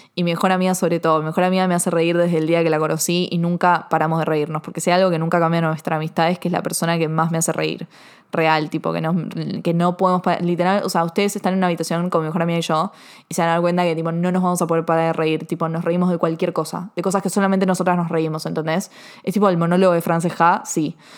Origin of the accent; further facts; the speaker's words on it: Argentina; yo soy argentina